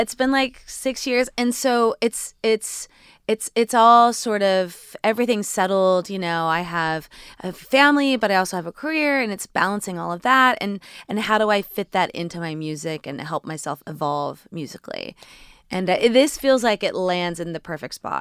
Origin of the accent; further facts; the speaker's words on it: Indiana, United States; moved away; also born or lived in New York; growing up in Indiana and moving to New York